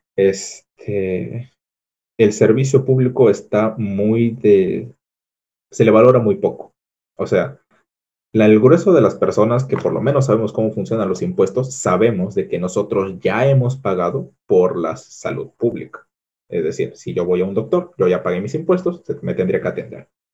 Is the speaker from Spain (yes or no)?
no; Peru; al menos en mi país